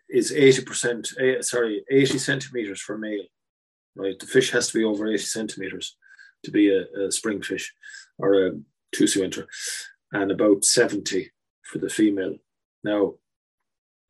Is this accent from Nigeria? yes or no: no; Enniscorthy, Leinster, Ireland; moved away; my hometown of Enniscorthy